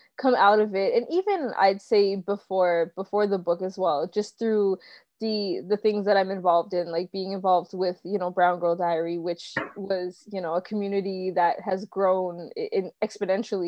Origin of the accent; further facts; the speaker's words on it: Toronto, Ontario, Canada; I was born in Toronto and raised here